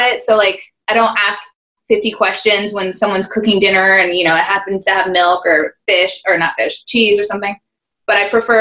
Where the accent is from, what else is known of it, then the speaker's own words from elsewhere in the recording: Las Vegas, Nevada, United States; moved away as an adult; now in Los Angeles, United States; I grew up here in Las Vegas